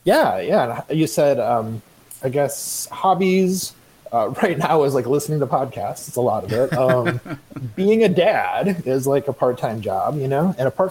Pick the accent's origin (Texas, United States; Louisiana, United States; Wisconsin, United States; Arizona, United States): Wisconsin, United States; Oregon; moved away as an adult; also born or lived in Madison, Wisconsin / Connecticut; now in Cincinnati, United States; I was born in Wisconsin, next to Madison. Well, I was born in Madison, but I grew up in a small town next to Madison, Oregon, Wisconsin. Go Panthers. And lived in Wisconsin for the first 24 years of my life.